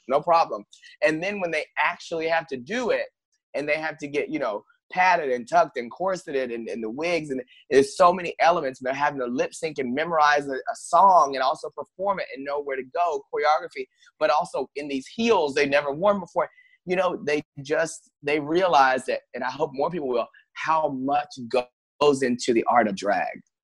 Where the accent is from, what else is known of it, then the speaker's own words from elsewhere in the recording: Paris, Texas, United States; now in Los Angeles, United States; I grew up in a small town. I'm originally from Paris, Texas